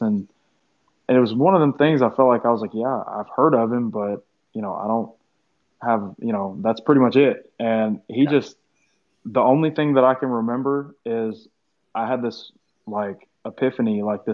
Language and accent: English; Tennessee, United States; I'm from Tennessee, and me and my mom found this church when I was around probably 11 or 12